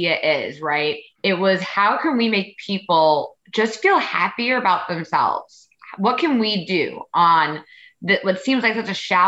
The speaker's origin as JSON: {"language": "English", "region": "New York", "country": "United States", "accent": "New York", "said": "I am a true New Yorker. So my accent will definitely be coming out as we're talking"}